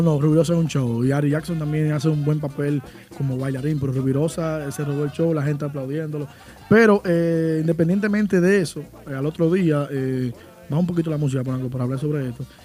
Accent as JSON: {"language": "Spanish", "town": "Santiago de los Caballeros", "region": "Santiago", "country": "Dominican Republic", "said": "soy de Santiago, pero ya, imagínate, mi esposa de allá"}